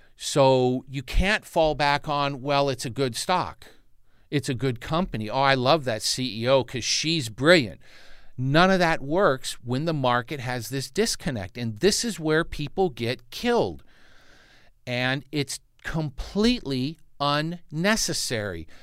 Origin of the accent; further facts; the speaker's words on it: Santa Monica, California, United States; I, I grew up in Santa Monica, California, which is a neighbor to Malibu